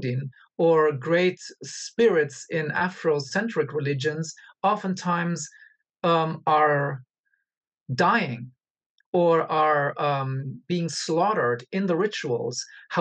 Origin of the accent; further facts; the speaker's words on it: Angola; moved away; also born or lived in Germany / United States; I was born in Africa and I lived in Africa for a long time